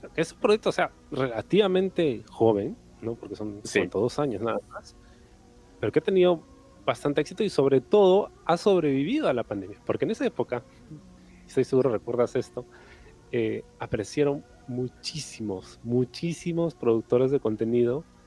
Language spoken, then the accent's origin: Spanish; Peru; nosotros como peruanos